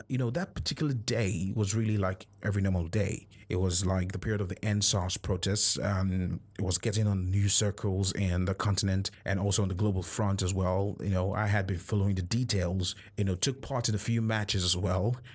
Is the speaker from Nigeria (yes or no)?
yes; Nigeria; as a Nigerian.